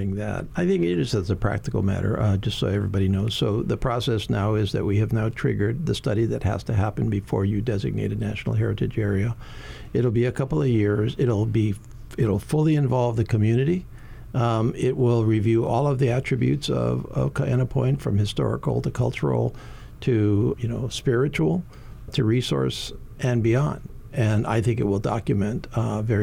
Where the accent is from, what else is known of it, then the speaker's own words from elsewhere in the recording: Hawaii Island, United States; Congressman Kahele and I, you know, we're both from Hawaii Island